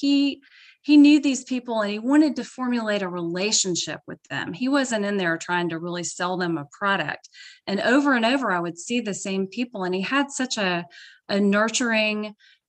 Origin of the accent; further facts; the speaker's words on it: Birmingham, Alabama, United States; I'm from South Alabama. I actually grew up on the outskirts of Birmingham